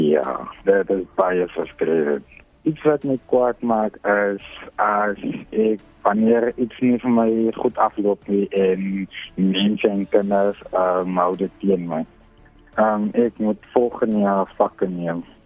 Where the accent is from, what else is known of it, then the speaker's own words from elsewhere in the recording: Wellington, Western Cape, South Africa; van Wellington